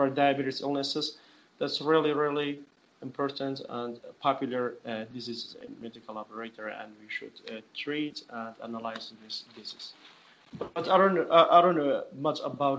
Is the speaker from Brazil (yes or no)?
no; Kyrgyzstan; English is a second language; moved away; also born or lived in Sulaymaniyah; I'm from Kyrgyzstan, I'm not American